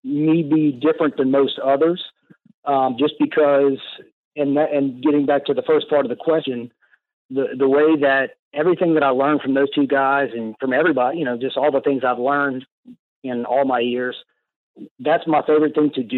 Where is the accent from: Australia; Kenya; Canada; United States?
United States; Louisiana; we're from Louisiana